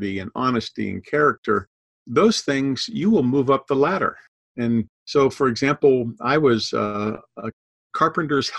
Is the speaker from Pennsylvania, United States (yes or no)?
yes; Pittsburgh, Pennsylvania, United States; moved away as an adult; also born or lived in Massachusetts / Georgia; I grew up in Pittsburgh. We have lots of hills in Pittsburgh.